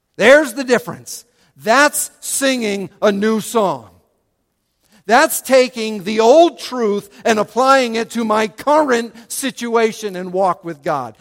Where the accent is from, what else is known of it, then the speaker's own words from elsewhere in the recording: United States; as American